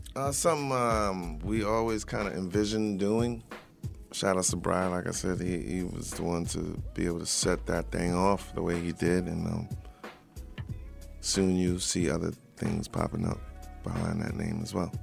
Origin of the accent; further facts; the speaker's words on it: Long Island, New York, United States; I'm from Long Island.